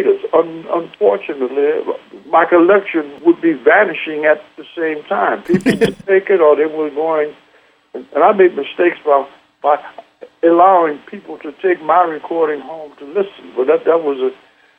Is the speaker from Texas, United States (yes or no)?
yes; Southeast Texas, United States; moved away; also born or lived in Los Angeles; we're from Southeast Texas